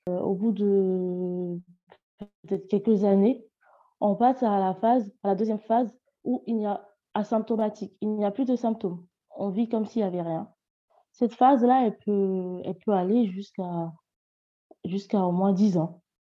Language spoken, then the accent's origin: French; Côte d’Ivoire; also born or lived in near Lyon, France; now in France; Je suis une Ivoirienne vivant près de Lyon